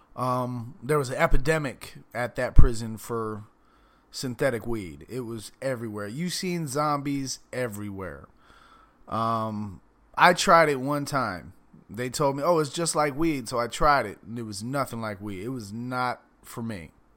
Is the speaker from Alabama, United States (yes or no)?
no; Palm Beach County, Florida, United States; also born or lived in Miami / Fort Lauderdale; I'm from Palm Beach County, but I have lived everywhere from Miami, Fort Lauderdale, Pompano